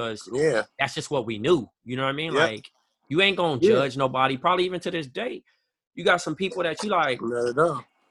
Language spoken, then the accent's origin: English; Compton, California, United States; I grew up on Rosecrans and Mayo. And the three high schools you can go to in Compton was Centennial, Compton, or Dominguez